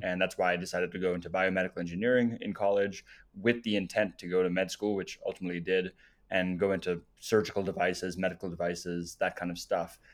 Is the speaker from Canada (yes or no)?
no; South Africa; moved away; also born or lived in Namibia; I was born in Namibia, lived in South Africa